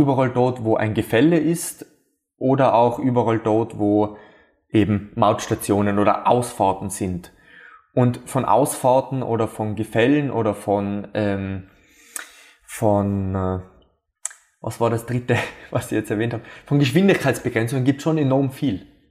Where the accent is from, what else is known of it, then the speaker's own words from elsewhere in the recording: Austria; bei uns in Österreich